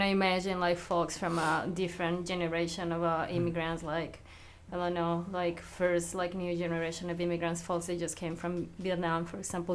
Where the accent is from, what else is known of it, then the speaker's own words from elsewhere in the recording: Mexico; now in Philadelphia, United States; I'm also immigrant, but I'm from Mexico